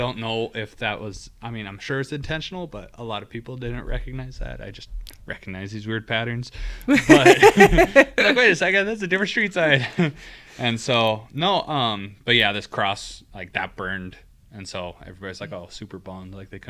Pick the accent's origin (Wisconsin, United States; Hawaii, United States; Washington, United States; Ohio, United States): Washington, United States; Stanwood; moved away as an adult; also born or lived in Evansville, Indiana / Southern California; And so I was born in Evansville, Indiana, and then we moved back to Washington, where my family's from. My parents both graduated from our small town in Washington called Stanwood. And I grew up there.